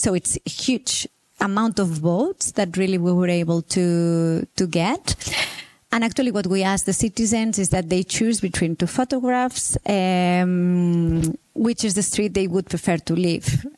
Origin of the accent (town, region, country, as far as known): Barcelona, Catalonia, Spain